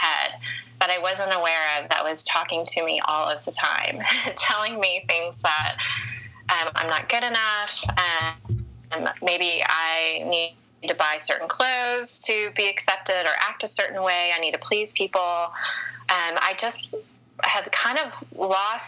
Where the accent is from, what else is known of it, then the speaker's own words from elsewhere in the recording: the South, United States; an older woman growing up in the South and being over 35 and unmarried